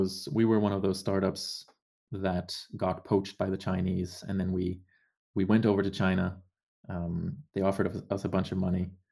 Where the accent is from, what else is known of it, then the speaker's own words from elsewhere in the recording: Germany; moved away as an adult; also born or lived in Canada; I grew up in Germany